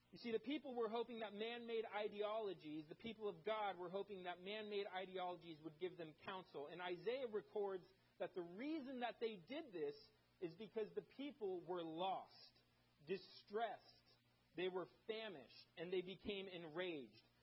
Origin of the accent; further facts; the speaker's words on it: Germany; moved away; I grew up in Germany